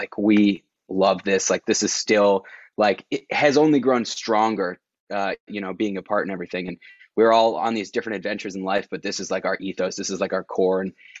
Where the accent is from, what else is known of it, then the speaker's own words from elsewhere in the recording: Maine, United States; moved away as an adult; also born or lived in Fort Bragg, North Carolina; now in Boston, United States; we're from Maine originally.